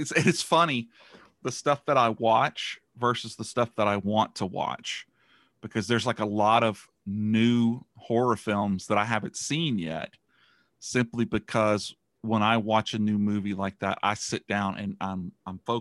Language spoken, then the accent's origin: English; about 70 miles north of I-10, Louisiana, United States; I'm a redneck because I'm from about 70 miles up. But as soon as you cross I-10, it's a whole nother world down here